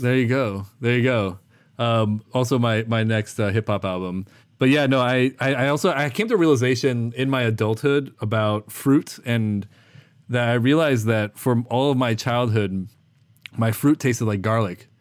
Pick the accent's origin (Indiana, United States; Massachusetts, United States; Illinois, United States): Illinois, United States; small town; also born or lived in Brooklyn, New York; now in New York City, United States; I'm Korean American, born and raised in small town Illinois.